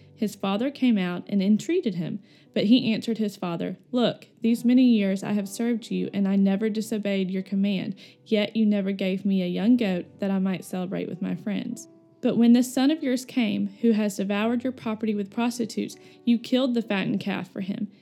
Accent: Florence, Alabama, United States; moved away as an adult; now in Birmingham, United States; I am originally from Florence, Alabama, which is about two hours north from here. I grew up playing every sport

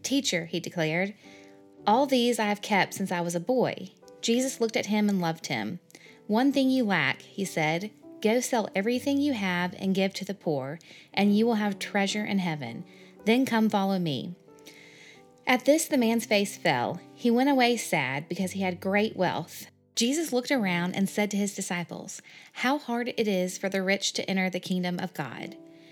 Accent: Birmingham, Alabama, United States; I grew up here in Birmingham, Alabama

